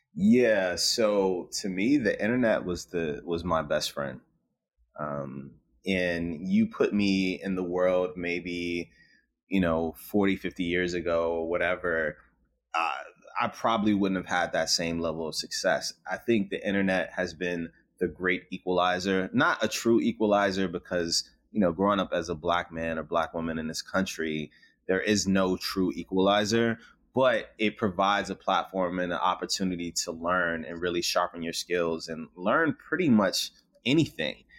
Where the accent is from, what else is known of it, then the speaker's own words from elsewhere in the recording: Richmond, Virginia, United States; growing up in South Side of Richmond